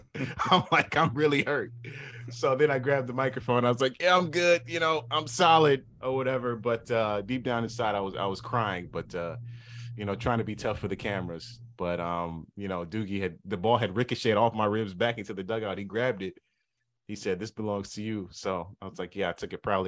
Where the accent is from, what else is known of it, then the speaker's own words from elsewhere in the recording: Southern California, United States; moved away; I'm from Southern California